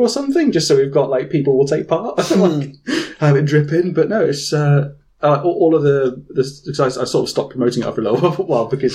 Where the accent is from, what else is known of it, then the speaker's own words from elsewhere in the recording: United Kingdom; I am British